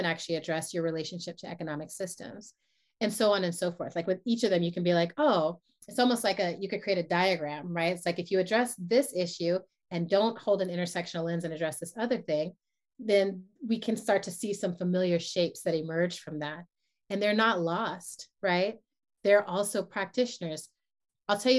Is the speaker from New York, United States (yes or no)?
yes; New York, United States; moved away as an adult; also born or lived in San Francisco Bay Area; I come from New York